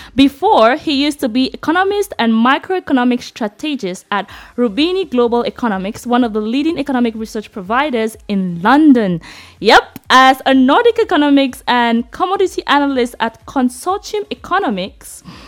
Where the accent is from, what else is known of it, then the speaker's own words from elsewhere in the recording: Bamenda, Northwest Region, Cameroon; I was raised in I grew up in Bamenda